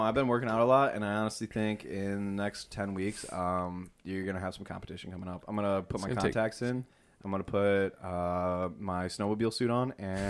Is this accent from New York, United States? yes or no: yes; Rochester, New York, United States; It's New York. I'm from New York, Rochester. There's so many places.